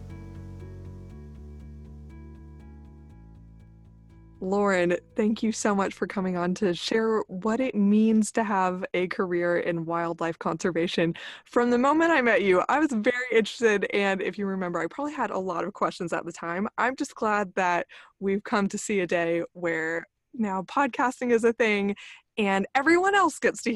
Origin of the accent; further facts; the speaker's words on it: Gulf Coast, United States; growing up on the Gulf Coast